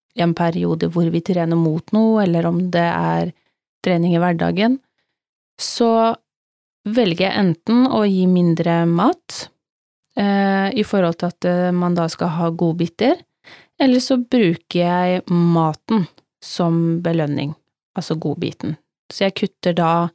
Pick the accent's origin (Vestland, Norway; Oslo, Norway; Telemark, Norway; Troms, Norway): Telemark, Norway; now in Sørlandet, Norway; Vi kom jo fra Telemark begge